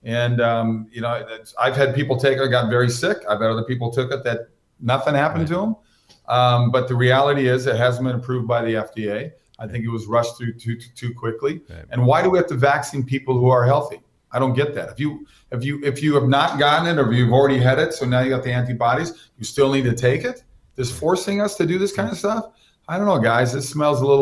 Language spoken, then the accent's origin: English; Minnesota, United States; also born or lived in Westlake Village, California; now in West Palm Beach, United States; I grew up in Minnesota.